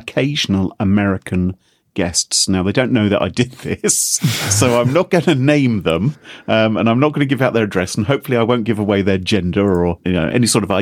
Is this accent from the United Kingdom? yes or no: yes; United Kingdom; we're all British